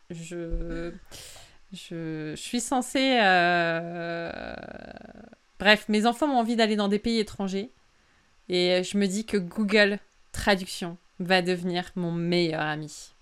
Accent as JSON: {"language": "French", "country": "France", "tie": "born or raised there", "first_language": "French", "said": "je suis née en France, de famille française. Je parle français depuis que j'ai zéro ans"}